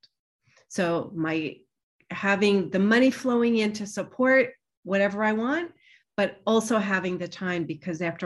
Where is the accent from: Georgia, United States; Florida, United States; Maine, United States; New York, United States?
New York, United States; also born or lived in Boston / Manhattan; I grew up in New York